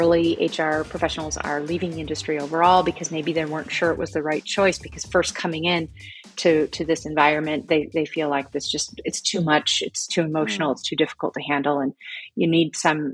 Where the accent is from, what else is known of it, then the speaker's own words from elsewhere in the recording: Michigan, United States; moved away as an adult; now in Berlin, Germany; I am born and raised in America, my hometown in Michigan